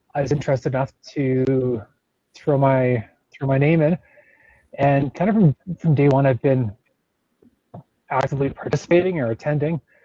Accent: Calgary, Alberta, Canada; I grew up in Calgary, only a couple blocks from where I'm living now

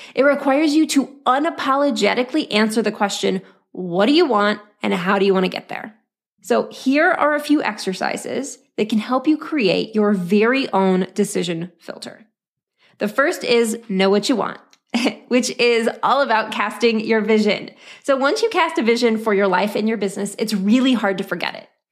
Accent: Oklahoma, United States; born or raised there

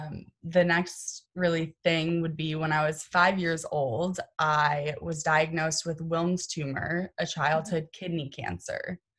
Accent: Massachusetts, United States; born or raised there; also born or lived in Oklahoma

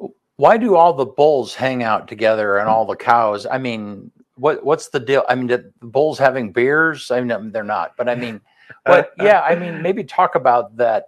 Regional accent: Wyoming, United States; moved away; I grew up in Wyoming, which I mentioned before, and we have antelope everywhere.

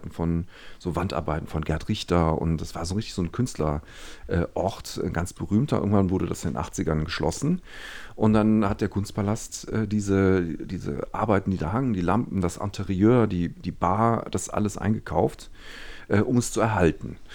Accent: Düsseldorf, North Rhine-Westphalia, Germany; born or raised there

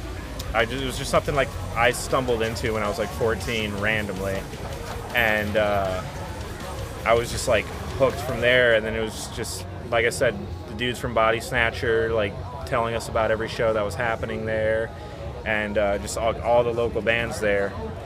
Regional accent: Melbourne, Victoria, Australia; we're from Melbourne

